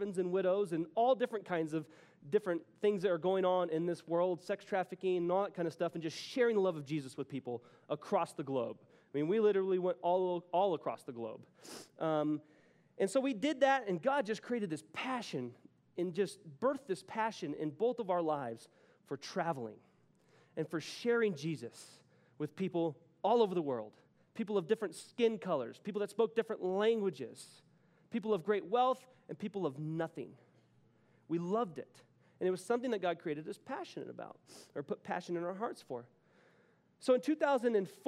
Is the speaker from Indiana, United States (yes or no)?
no; Texas, United States; moved away as an adult; now in Denver, United States; I'm from Texas, but I moved here.